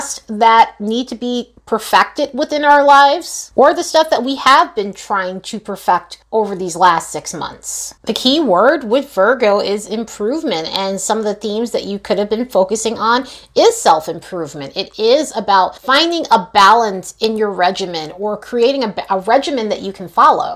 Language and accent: English; New York, United States; now in Las Vegas, United States; I am originally from New York